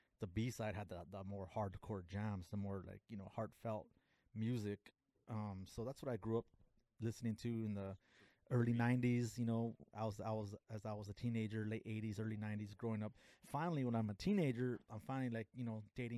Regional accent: Los Angeles, California, United States; also born or lived in Pico Rivera / Montebello / Whittier; growing up in East LA, Pico Rivera, Montebello, Whittier

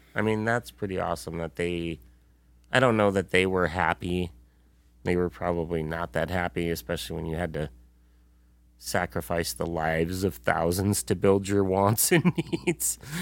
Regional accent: United States; we've been very fortunate living and growing up in the United States

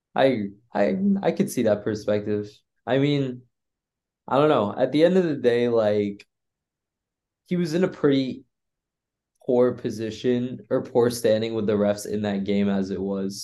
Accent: the Bay Area, California, United States; I'm from the Bay

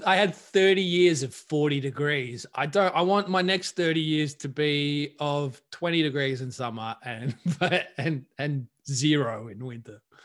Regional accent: Australia; moved away; being Australian

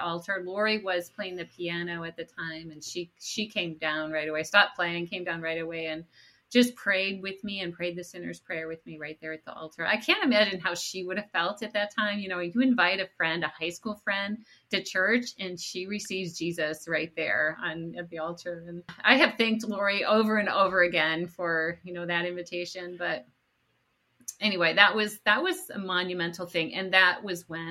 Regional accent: Rochester, New York, United States; I grew up in upstate New York, near the city of Rochester

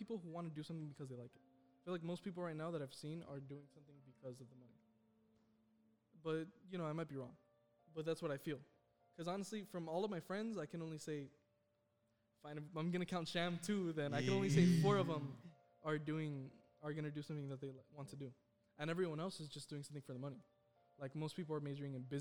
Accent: United States; where I'm from, I'm gonna say I'm American

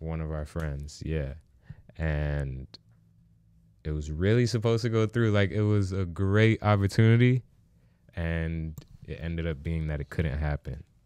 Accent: New York, United States; I was born in the Bronx

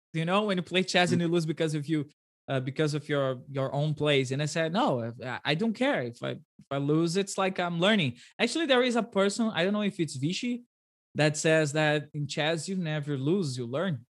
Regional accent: Brazil; first language Portuguese; English is a second language; I speak Portuguese and Brazilian

